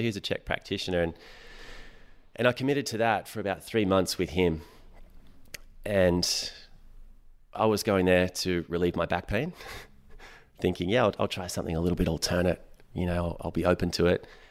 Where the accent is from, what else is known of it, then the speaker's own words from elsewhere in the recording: Sydney, New South Wales, Australia; also born or lived in Hawkesbury; I grew up in Western Sydney